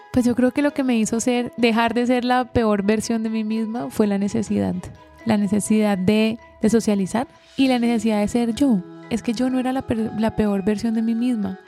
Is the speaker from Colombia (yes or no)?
yes; Colombia; somos colombianos